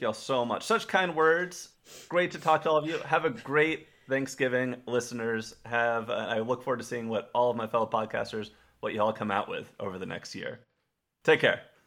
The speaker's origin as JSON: {"language": "English", "region": "Texas", "country": "United States", "tie": "born or raised there", "said": "I grew up in Texas, not far from where he grew up."}